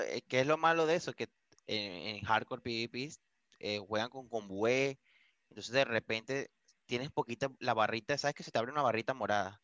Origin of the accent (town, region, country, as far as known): Venezuela; moved away as an adult; now in Vigo, Spain